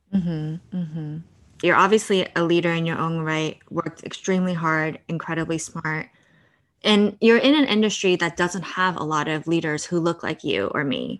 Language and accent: English; United States; also born or lived in Brooklyn, New York / New Jersey; I'm also the only kid, and I grew up in Brooklyn and New Jersey.